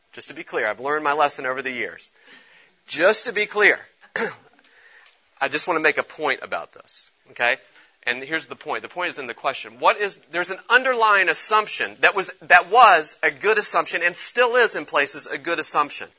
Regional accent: Charleston, West Virginia, United States; I grew up in Charleston, West Virginia

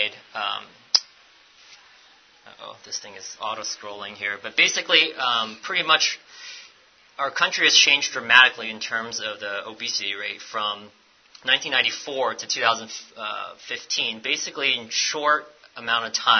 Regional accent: United States; I'm American

